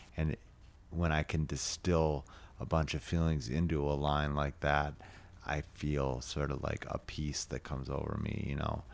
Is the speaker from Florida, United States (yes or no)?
no; St. Louis Park, Minnesota, United States; also born or lived in Chicago, Illinois / Austin, Texas; I grew up in Saint Louis Park